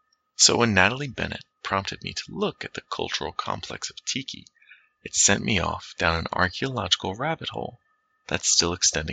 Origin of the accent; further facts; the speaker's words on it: South West England, United Kingdom; I grew up in Cornwall, far from the matrix that spawned D&D, while being confusingly close to the imagined source of its medievalish elements.